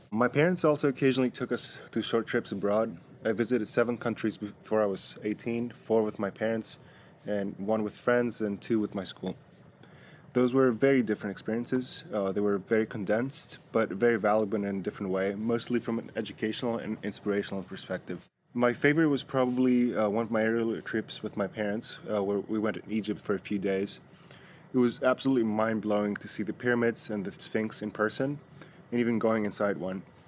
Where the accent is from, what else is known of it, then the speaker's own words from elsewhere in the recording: Athens, Attica, Greece; moved away as an adult; now in United States; I grew up in Greece, but I've lived in the US for the past 10 years